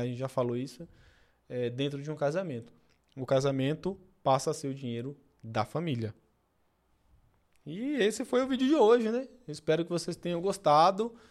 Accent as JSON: {"language": "Portuguese", "region": "Pernambuco", "country": "Brazil", "moved": "yes", "said": "Eu sou pernambucano e venho do interior"}